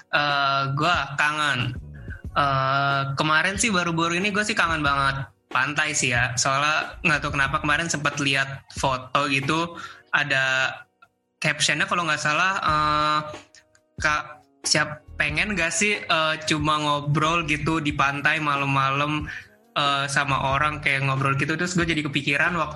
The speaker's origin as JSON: {"language": "Indonesian", "town": "Malang", "region": "East Java", "country": "Indonesia", "said": "tapi sebenarnya ada juga yang kita sering kadang lakuin karena kita kan orang Malang"}